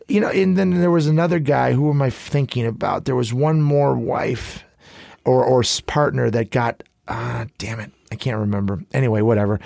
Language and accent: English; Chicago, Illinois, United States; growing up in Chicago